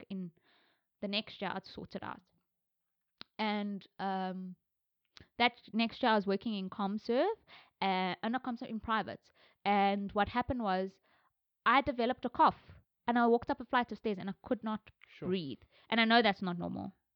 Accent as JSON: {"language": "English", "country": "South Africa", "said": "I'm South Indian. I don't know from where I am in India. I'm very South African"}